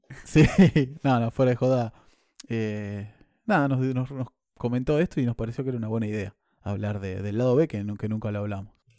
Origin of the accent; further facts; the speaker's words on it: Argentina; moved away; siendo argentino